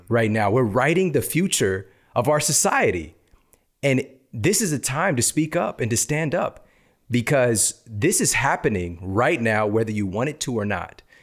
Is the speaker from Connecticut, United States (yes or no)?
no; Ferguson, Missouri, United States; moved away; also born or lived in East St. Louis; I'm from East St. Louis, Missouri, Ferguson, Missouri. And what I came up around, what I saw growing up, the environment that I came from